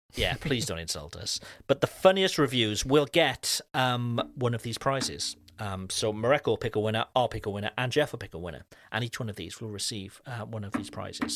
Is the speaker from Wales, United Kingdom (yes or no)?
yes; Cardiff, Wales, United Kingdom; moved away; my hometown back in Wales, uh, in Cardiff